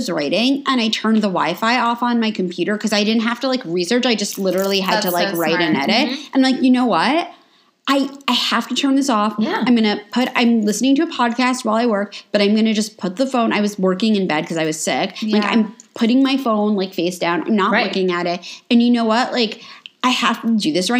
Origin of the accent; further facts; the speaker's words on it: New York, United States; now in Los Angeles, United States; there was a fish store like a block away from where I grew up in New York